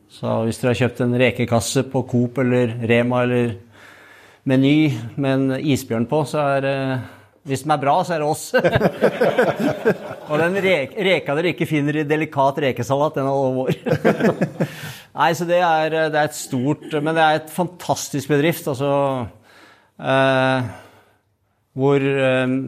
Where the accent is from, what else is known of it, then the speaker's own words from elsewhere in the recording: Hobøl, Østfold, Norway; Jeg er født i Indre Østfold, i ei lita bygd som heter Hobøl.